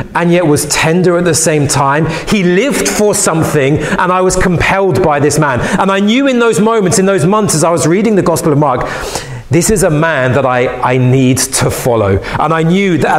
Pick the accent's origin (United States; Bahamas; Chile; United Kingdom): United Kingdom; London; I was a young boy growing up in West London